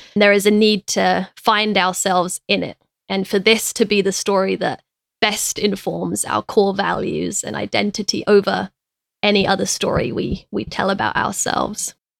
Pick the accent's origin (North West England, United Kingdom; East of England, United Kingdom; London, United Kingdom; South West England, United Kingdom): London, United Kingdom; moved away; me growing up in London